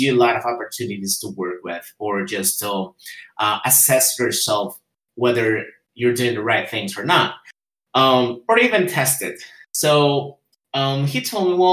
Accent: Guatemala; first language Spanish; English is a second language; I'm from Guatemala, and I'm living in Guatemala.

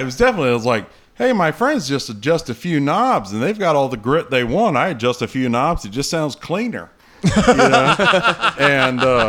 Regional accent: Greenville, North Carolina, United States; moved away as an adult; also born or lived in Kansas City / Charlotte; my hometown, Greenville, North Carolina

